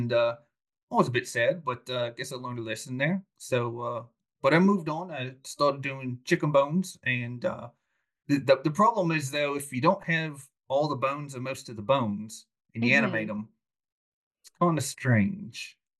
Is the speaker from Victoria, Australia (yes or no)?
yes; Melbourne, Victoria, Australia; Did I am. Born and raised in Melbourne.